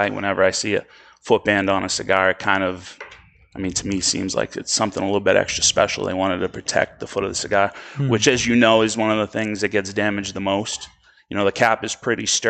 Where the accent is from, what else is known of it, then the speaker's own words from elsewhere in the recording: Boston, Massachusetts, United States; accent: Boston; I wonder if I have a Spanish accent, Boston accent